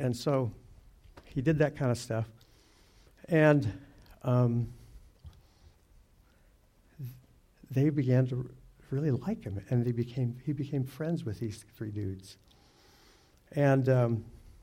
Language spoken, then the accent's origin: English; Durango, Colorado, United States; I grew up in Durango, Colorado, back when it was kind of like a ranching, farming town